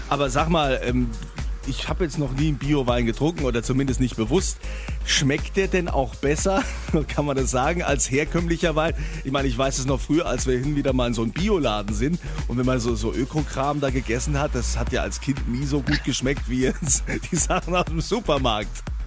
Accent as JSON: {"language": "German", "area": "Rheinhessen", "region": "Rhineland-Palatinate", "country": "Germany", "tie": "born or raised there", "said": "in meiner Heimat in Rheinhessen"}